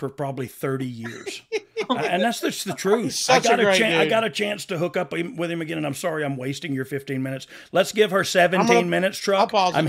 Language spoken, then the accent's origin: English; Nova Scotia, Canada; I'm from Nova Scotia, so I say things differently.